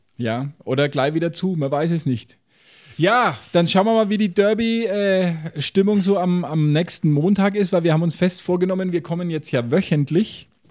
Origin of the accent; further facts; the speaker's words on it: Franconia, Bavaria, Germany; bei uns in Franken